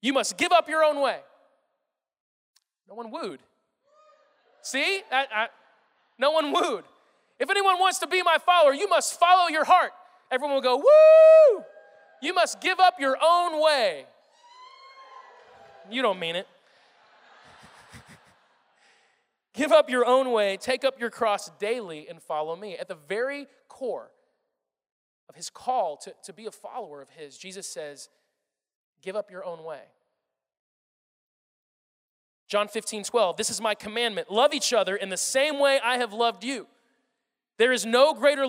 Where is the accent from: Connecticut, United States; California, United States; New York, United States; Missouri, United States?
Missouri, United States; moved away; also born or lived in Kansas City; I'm from Missouri, okay? I lived in Kansas City for 5 years